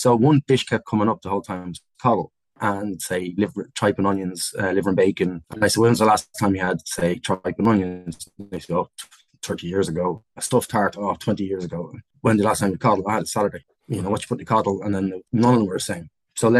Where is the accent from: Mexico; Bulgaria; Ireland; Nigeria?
Ireland; Dublin, Leinster; Nobody lived above the pub since 1953. So when we moved in 73, is the first time there was a family in the pub.